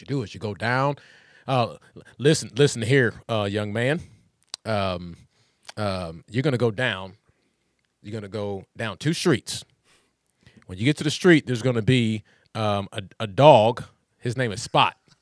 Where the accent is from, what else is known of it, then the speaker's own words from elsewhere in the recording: West Texas, United States; moved away; also born or lived in Philadelphia; I grew up in Philly, but I grew up in, in West Texas, man, and it was just country out there.